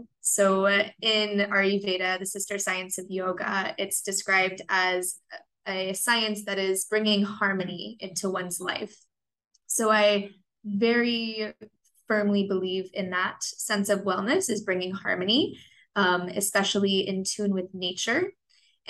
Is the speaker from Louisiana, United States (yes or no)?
no; Orlando, Florida, United States; also born or lived in Miami, Florida; growing up in Miami, and then I moved to Orlando when I was 8